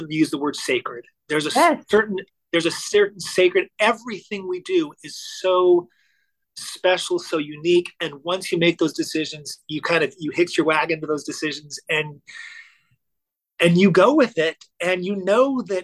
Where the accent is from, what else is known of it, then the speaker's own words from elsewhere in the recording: Orange County, California, United States; I grew up in Orange County, California in the 1980s.